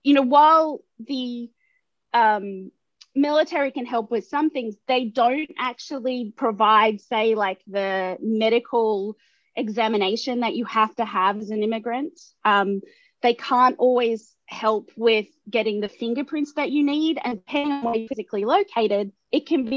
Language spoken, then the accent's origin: English; Australia; first language English; moved away as an adult; now in United States; I also love being Australian as well